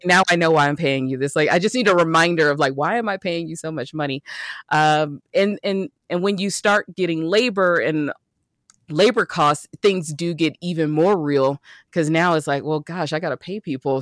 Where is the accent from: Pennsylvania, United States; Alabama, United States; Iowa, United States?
Alabama, United States; Birmingham; moved away as an adult; also born or lived in Atlanta / San Diego; I grew up in Birmingham, went to school in Atlanta, and went to the beach out in San Diego.